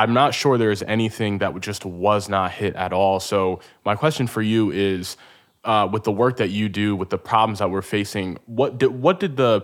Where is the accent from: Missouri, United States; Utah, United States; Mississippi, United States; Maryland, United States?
Maryland, United States; Baltimore; I'm from Baltimore